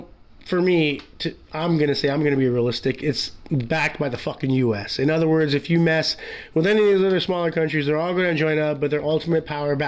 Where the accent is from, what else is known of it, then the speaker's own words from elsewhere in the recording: United States; I'm American